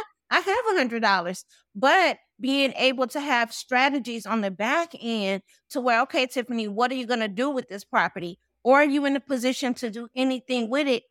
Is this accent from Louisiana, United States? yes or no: yes; New Orleans, Louisiana, United States; now in Atlanta, United States; I'm originally from New Orleans, Louisiana.